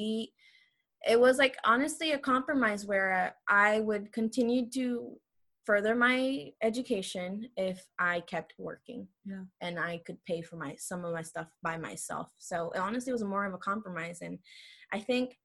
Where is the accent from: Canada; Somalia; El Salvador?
El Salvador; moved away; I'm from El Salvador